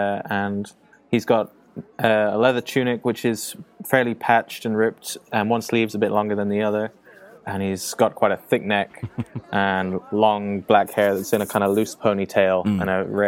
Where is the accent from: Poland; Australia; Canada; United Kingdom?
United Kingdom; being British.